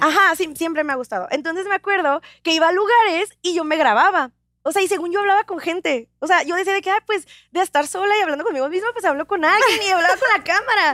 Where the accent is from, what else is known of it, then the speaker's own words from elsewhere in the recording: United States; soy de Estados Unidos